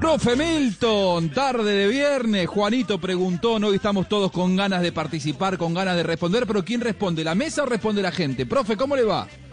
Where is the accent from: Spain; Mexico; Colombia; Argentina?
Argentina; como argentino